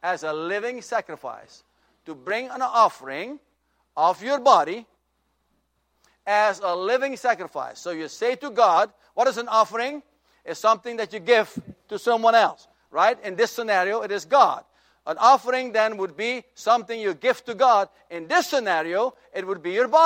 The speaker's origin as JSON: {"language": "English", "country": "Suriname", "tie": "born or raised there", "moved": "yes", "said": "In my home country of Suriname, the capital is Paramaribo."}